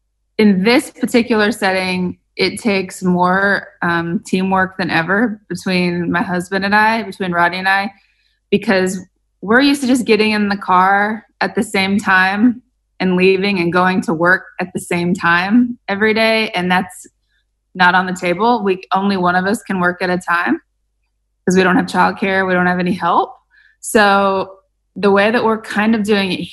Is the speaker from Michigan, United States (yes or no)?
no; Sterling, Kansas, United States; moved away as an adult; we built a house in my hometown in rural Kansas, this little town called Sterling